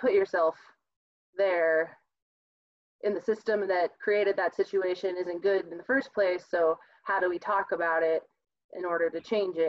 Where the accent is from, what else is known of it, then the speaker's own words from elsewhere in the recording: Midwest, United States; again, I'm from the Midwest, where that, you know, it is we are the other, or they are the other